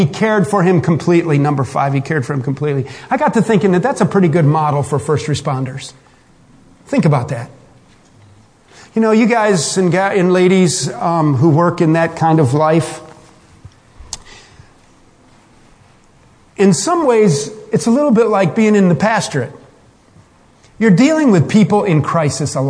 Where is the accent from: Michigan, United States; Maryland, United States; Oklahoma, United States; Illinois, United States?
Michigan, United States; I'm from Michigan